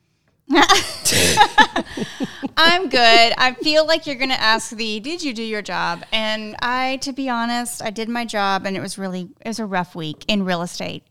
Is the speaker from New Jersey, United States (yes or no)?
no; South Texas, United States; I grew up in South Texas.